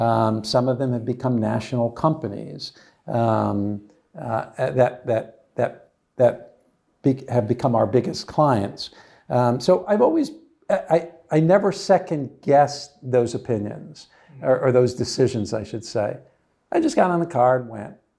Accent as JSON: {"language": "English", "region": "New Jersey", "country": "United States", "tie": "born or raised there", "also_born_or_lived": "Texas", "said": "I grew up in New Jersey."}